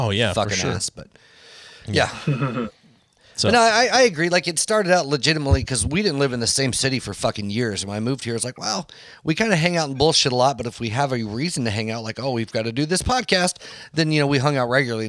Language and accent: English; Fayetteville, Tennessee, United States; moved away as an adult; also born or lived in California / Huntsville, Alabama; now in Knoxville, United States; I was born in California, but I grew up in Middle Tennessee, Fayetteville, Tennessee, just right across from Huntsville, Alabama.